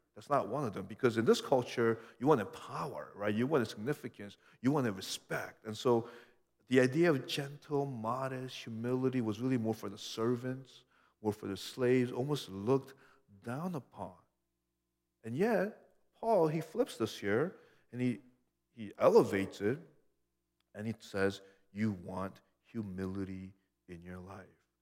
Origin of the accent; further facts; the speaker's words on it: United States; being this American I was